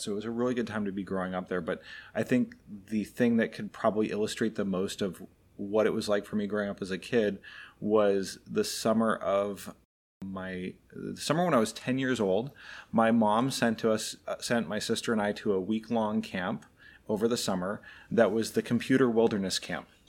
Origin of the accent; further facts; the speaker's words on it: Anchorage, Alaska, United States; now in Florida, United States; I grew up in Anchorage, Alaska. So very much the opposite of where we live now in Florida